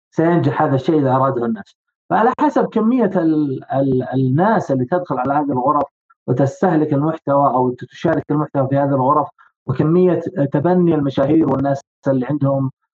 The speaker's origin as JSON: {"language": "Arabic", "country": "Saudi Arabia", "said": "عندنا بالسعوديه هنا"}